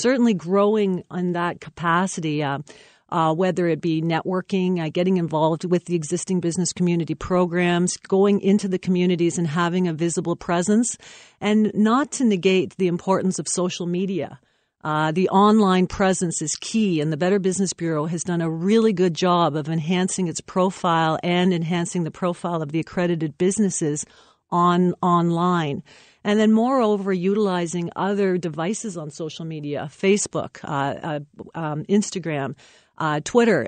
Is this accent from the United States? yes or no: no; Windsor, Ontario, Canada; also born or lived in Chatham / London, Ontario; I am from Windsor